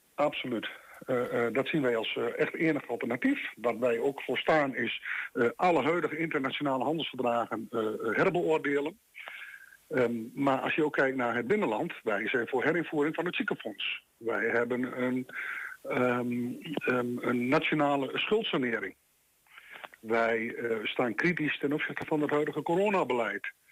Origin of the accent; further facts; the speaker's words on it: Netherlands; wij zijn Nederlanders